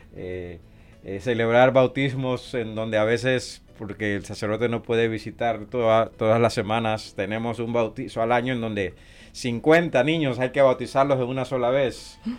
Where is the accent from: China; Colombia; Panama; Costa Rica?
Panama; Colón; also born or lived in Puerto Rico / Honduras; now in Omaha, United States; yo soy originario de la, de la ciudad de Colón, de la República de Panamá